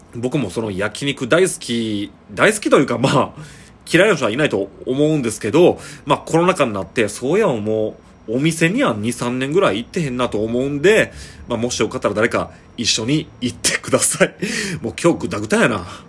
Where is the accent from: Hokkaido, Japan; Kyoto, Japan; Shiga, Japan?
Shiga, Japan; now in Kobe, Japan; 僕一応まあ滋賀県育ちですけど